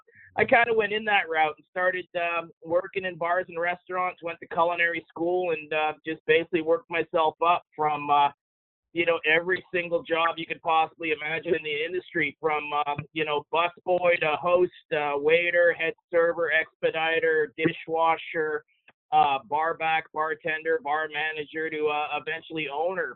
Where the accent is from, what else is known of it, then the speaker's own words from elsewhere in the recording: Montreal, Quebec, Canada; I grew up in Montreal, Canada